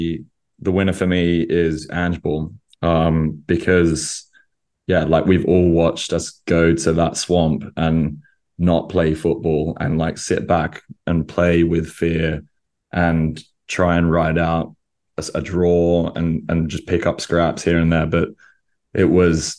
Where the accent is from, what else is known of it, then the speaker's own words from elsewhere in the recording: Australia; moved away; that's what I grew up with in Australia